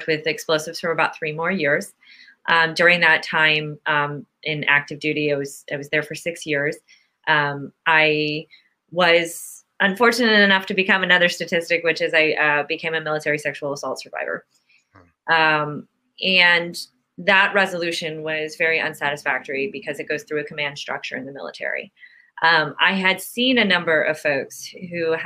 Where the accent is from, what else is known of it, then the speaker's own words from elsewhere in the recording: Youngstown, Ohio, United States; moved away; I grew up in Youngstown, Ohio